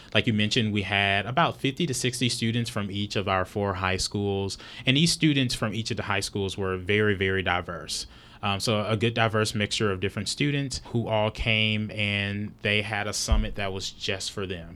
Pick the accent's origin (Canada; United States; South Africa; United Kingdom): United States; a couple of hours from Dallas, Texas; now in Dallas, United States; I'm not natively from Dallas, but I'm from, I'm just a couple of hours away